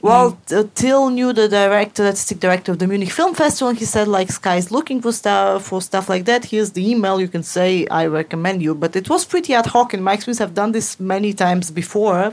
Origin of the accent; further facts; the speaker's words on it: Moscow, Russia; moved away; I grew up in Moscow in an apartment block